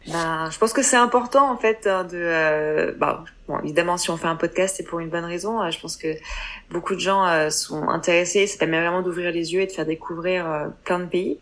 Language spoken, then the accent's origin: French; France; accent: French; moved away as an adult; now in Hong Kong; notre accent français